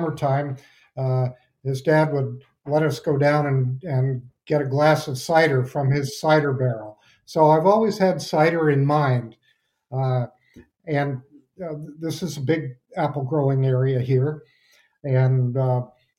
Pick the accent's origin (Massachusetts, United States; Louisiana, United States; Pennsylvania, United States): Massachusetts, United States; West Brookfield; I grew up here in West Brookfield, where the orchard is located